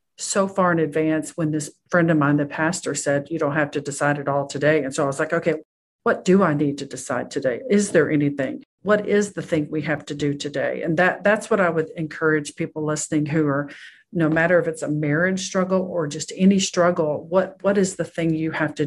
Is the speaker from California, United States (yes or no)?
no; Texas, United States; I was born and raised in Texas